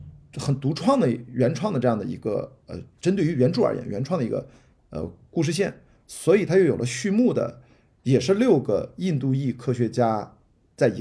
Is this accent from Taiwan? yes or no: no; northern China, China; 因为我也是个北方人